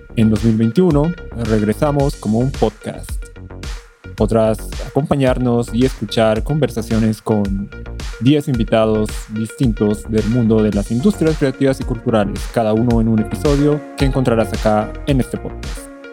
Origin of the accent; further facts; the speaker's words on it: Bolivia; yo soy de Bolivia